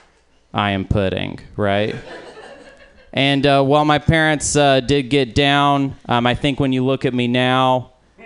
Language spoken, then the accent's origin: English; Arkansas, United States; now in Portland, United States; I'm not actually from Portland. I'm from Arkansas